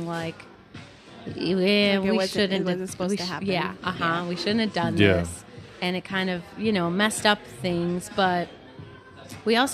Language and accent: English; California, United States; I grew up in California I went to a good school.